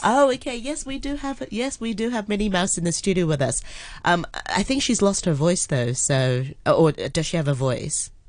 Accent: Hong Kong; I grew up in Hong Kong as well

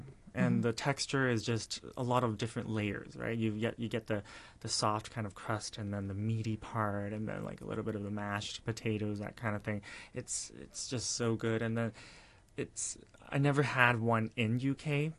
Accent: Vancouver, British Columbia, Canada; now in Hong Kong; I was born in Hong Kong, raised in Vancouver, Canada, and it was my grandma that raised me up in Vancouver herself.

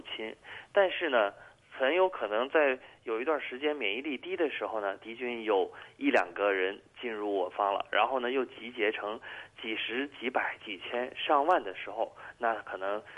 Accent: China; 我们中国人

